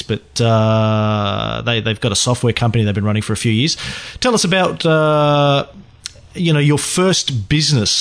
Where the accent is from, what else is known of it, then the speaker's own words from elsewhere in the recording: Bundaberg, Queensland, Australia; I grew up in Bundaberg, just up the road from you.